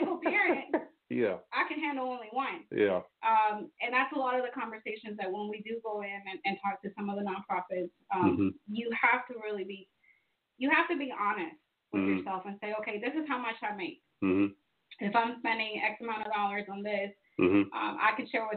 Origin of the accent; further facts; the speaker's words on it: Fort Valley, Georgia, United States; I grew up in Fort Valley